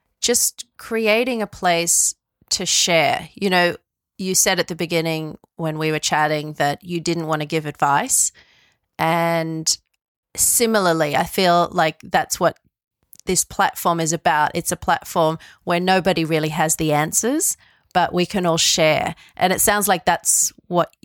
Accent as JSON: {"language": "English", "town": "Sydney", "region": "New South Wales", "country": "Australia", "tie": "born or raised there", "said": "I was born in Sydney and I grew up in West Ryde, just outside of Sydney."}